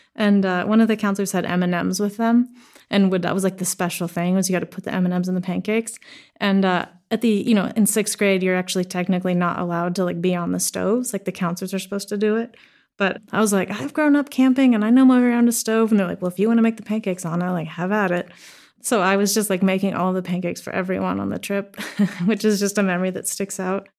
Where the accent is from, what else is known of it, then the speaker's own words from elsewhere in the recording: the Northwest, Pacific Northwest, United States; I grew up in the Northwest, and like I said, um, Swedish mom, American dad